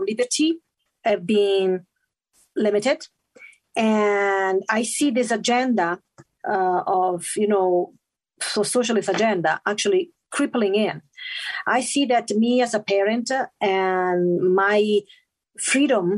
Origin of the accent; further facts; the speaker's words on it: Italy; English is a second language; moved away as an adult; now in Utah, United States; I was born and raised in Italy